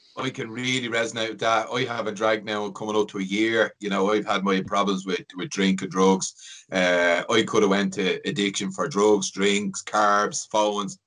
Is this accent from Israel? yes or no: no; Ireland; I'm from the flats